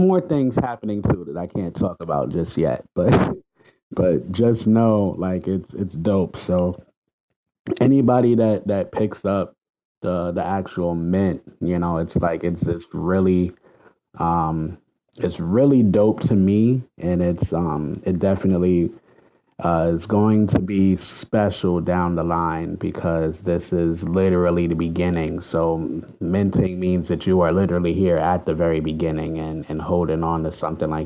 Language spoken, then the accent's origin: English; New York City, New York, United States; I'm from the Bronx.